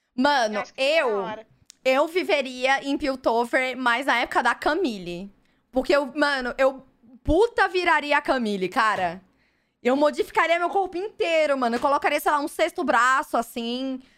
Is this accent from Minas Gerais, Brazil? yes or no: no; Fortaleza, Ceará, Brazil; now in São Paulo, Brazil; eu venho de Fortaleza.